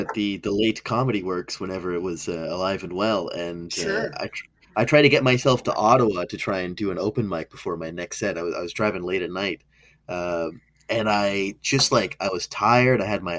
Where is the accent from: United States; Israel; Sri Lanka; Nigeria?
Sri Lanka; Because our family's from the island, like we're from Sri Lanka, we eat different snacks.